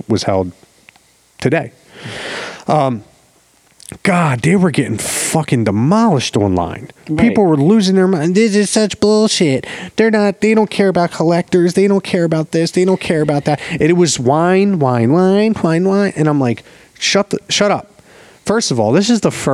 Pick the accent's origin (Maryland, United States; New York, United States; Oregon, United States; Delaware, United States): Maryland, United States; Baltimore; I'm the friend from Baltimore